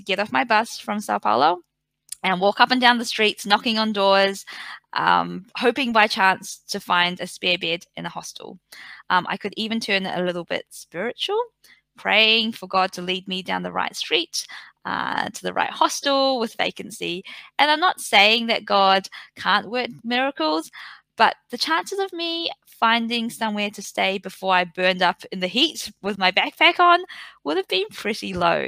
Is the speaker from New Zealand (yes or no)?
yes; Napier, Hawke's Bay, New Zealand; now in Melbourne, Australia; I am from New Zealand. I'm from a small regional town or city, I guess, called Napier.